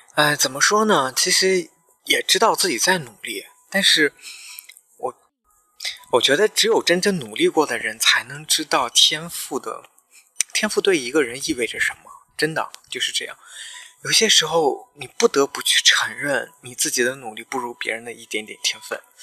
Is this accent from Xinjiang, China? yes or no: yes; Xinjiang, China; moved away; 我是在新疆出生，在新疆长大，我一直到高中毕业，我都在那个城市里面，我从来没有去其他城市上过学或者是生活过